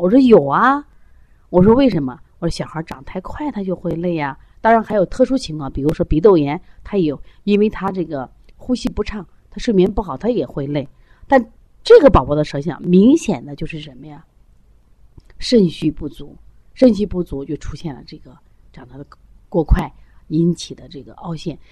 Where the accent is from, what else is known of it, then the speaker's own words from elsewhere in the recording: China; 我们中国人